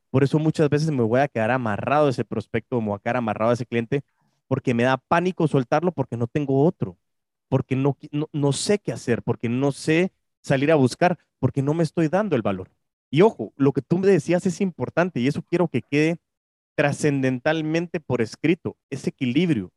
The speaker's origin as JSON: {"language": "Spanish", "country": "Guatemala", "said": "como guatemaltecos"}